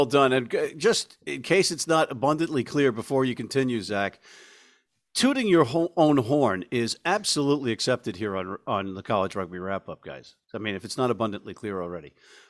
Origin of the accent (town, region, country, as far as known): New Jersey, United States